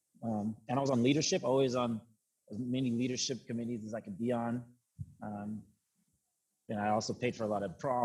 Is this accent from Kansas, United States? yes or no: no; Kennewick, Washington, United States; also born or lived in Pasco, Washington; now in Seattle, United States; I'm from Eastern Washington, from Tri-Cities. So Kennewick, Washington is where I was.